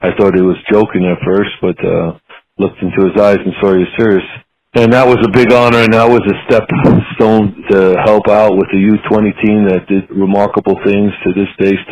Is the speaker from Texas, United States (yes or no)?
no; Long Island, New York, United States; also born or lived in Bronx, New York; We moved out to Long Island, and I went to a school out there